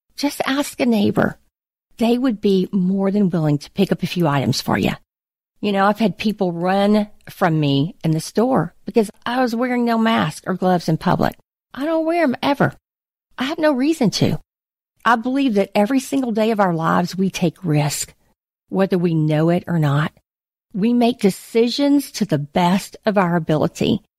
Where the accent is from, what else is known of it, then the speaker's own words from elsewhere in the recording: United States; as an American, as a believer